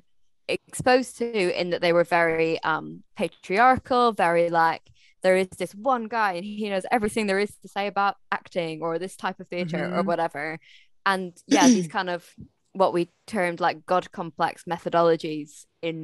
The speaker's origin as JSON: {"language": "English", "region": "Scotland", "country": "United Kingdom", "said": "I'm from Scotland"}